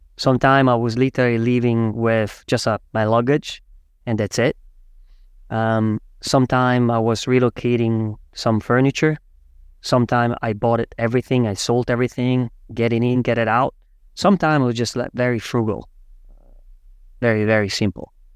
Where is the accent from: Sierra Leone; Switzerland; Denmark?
Switzerland; moved away as an adult; also born or lived in Zurich; now in New York, United States; I am actually from Switzerland.